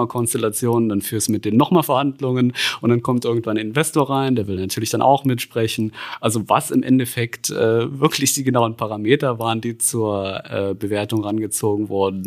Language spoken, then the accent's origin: German; Saarland, Germany; Da, ich bin da durch die Stadt gelaufen und sehe da irgendwo als Saarländer Saarbrücker Platz.